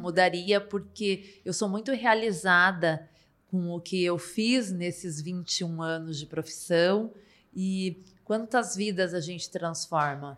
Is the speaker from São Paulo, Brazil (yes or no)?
no; Paraná, Brazil; also born or lived in Ponta Grossa; sou paranaense